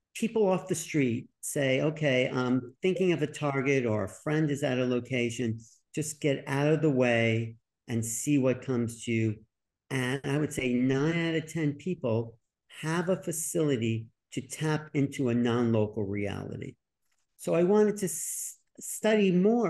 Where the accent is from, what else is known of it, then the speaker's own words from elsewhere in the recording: New York, United States; I was from New York